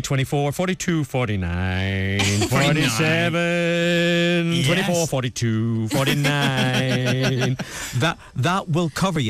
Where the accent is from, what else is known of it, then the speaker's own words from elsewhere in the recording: Ireland; moved away; as any Irishman would